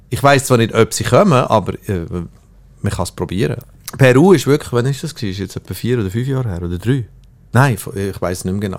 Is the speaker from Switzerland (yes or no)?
yes; Switzerland; ich komme aus der Schweiz